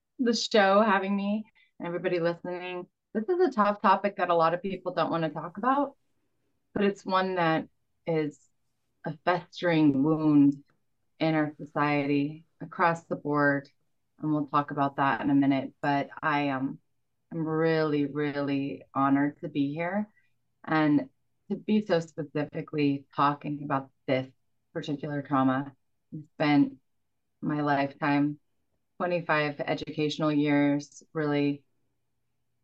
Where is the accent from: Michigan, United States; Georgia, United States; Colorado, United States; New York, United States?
Colorado, United States; Boulder; I grew up in Boulder, Colorado